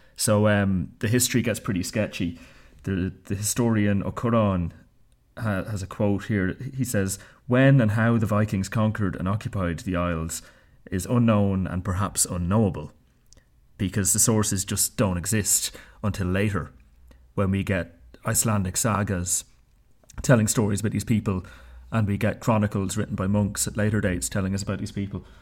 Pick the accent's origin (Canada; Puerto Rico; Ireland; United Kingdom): Ireland; now in Bern, Switzerland; at school in Ireland